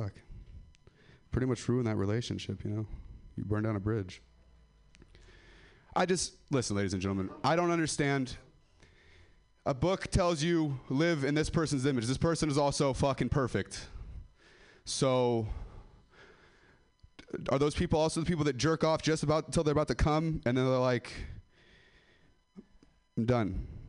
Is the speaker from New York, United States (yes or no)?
no; Ripon, California, United States; I'm from Ripon. I'll still rep.